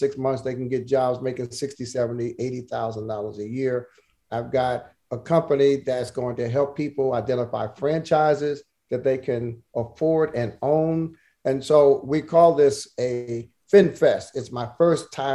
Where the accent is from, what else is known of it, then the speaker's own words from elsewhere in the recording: New Jersey, United States; I'm from Jersey